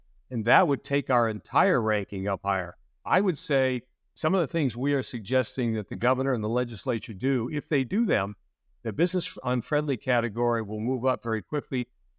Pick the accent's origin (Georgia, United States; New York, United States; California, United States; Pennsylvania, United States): Pennsylvania, United States; Western; now in New Jersey, United States; Even though I grew up in Western Pennsylvania, I've been a lifetime Yankees fan.